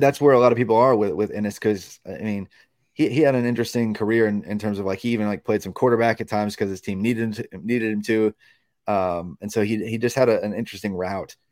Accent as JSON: {"language": "English", "region": "Indiana", "country": "United States", "said": "I'm from Indiana."}